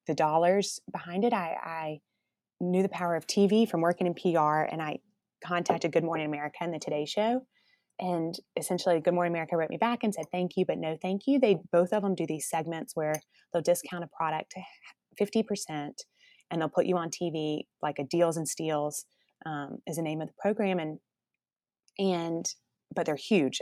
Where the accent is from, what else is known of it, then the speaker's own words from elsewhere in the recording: Columbus, Georgia, United States; also born or lived in New York City; now in Atlanta, United States; I was from Columbus, Georgia, which is about two hours south of Atlanta